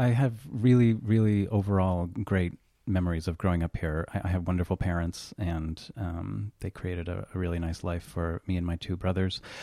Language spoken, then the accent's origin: English; Burlington, Vermont, United States; moved away as an adult; also born or lived in Colchester, Vermont; Yes, born and raised in Burlington, um, actually started off for the first ten years in Colchester